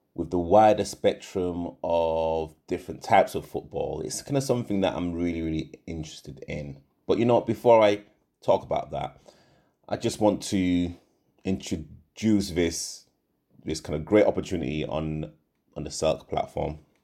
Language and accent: English; Leeds, Yorkshire and the Humber, United Kingdom; moved away as an adult; also born or lived in Nottingham; now in London, United Kingdom; I'm originally from, from Leeds. I was born in Nottingham, but I moved to Leeds when I was about I, I believe, three or four